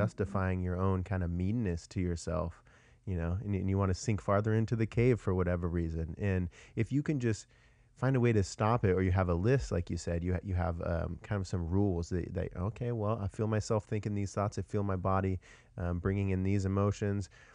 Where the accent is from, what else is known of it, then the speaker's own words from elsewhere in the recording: Washington, United States; moved away as an adult; now in Austin, United States; I'm actually from Washington originally